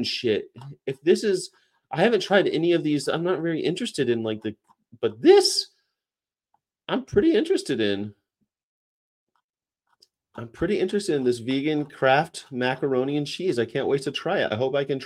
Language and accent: English; California, United States; moved away; also born or lived in the South (US); I'm from California